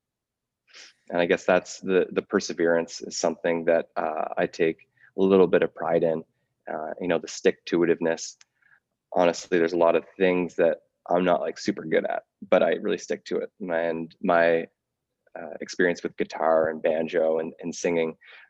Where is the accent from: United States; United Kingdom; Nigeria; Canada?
Canada; Smiths Falls, Ontario; I grew up in Smiths Falls, Ontario